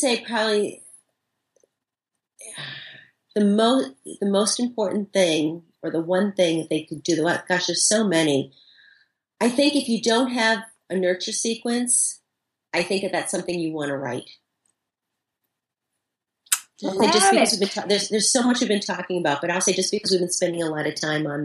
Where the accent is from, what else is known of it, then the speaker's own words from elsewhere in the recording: Boston, Massachusetts, United States; I'm from Boston. You know, I talk fast.